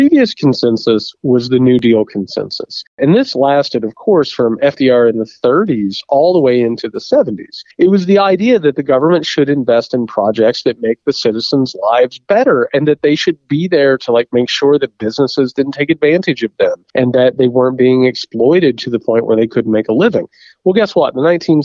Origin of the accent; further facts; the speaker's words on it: Indiana, United States; Indiana, my home state